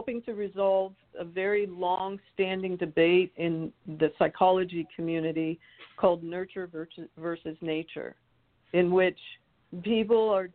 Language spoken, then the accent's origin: English; Canada; moved away as an adult; now in Richmond, United States; I have the good fortune of having been raised in a country that did not fight a civil war. So when I moved in 1990 from Canada